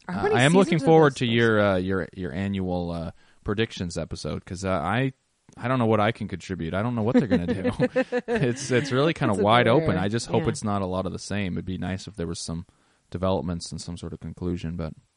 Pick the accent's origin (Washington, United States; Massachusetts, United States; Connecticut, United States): Washington, United States; we are from Washington State